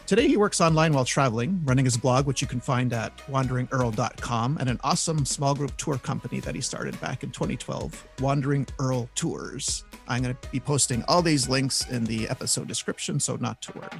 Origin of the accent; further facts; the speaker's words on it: Canada; I'm from Canada.